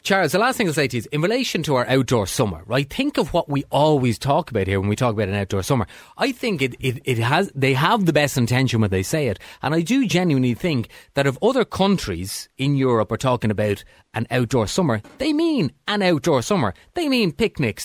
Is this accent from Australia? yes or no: no; Dublin, Leinster, Ireland; I'm from Dublin but, originally